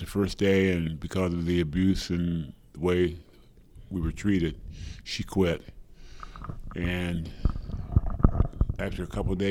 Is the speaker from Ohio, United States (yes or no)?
yes; Springfield, Ohio, United States; I grew up on a small farm outside of Springfield, Ohio